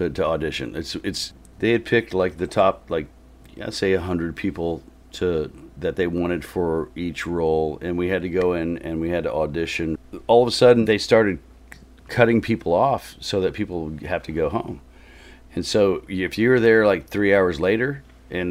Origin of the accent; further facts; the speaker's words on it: Oklahoma, United States; moved away as an adult; also born or lived in Texas / Los Angeles, United States; I grew up mostly in Oklahoma and Texas